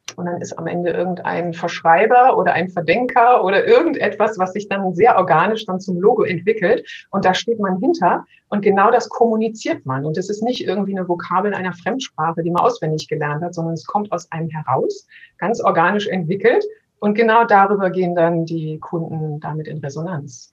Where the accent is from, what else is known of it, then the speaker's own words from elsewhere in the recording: Berlin, Germany; als Berliner